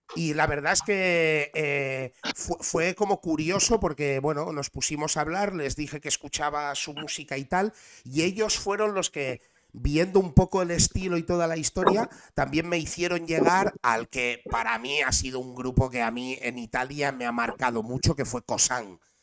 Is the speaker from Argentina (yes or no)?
no; Barcelona, Catalonia, Spain; soy de Barcelona. Soy de Barcelona, represento Barcelona, lo he representado toda la vida